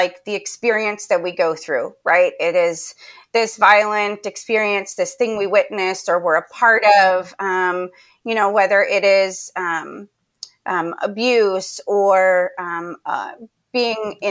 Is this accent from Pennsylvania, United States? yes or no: yes; Pennsylvania, United States; moved away as an adult; now in Charlotte, United States; I grew up in Pennsylvania, and I loved living there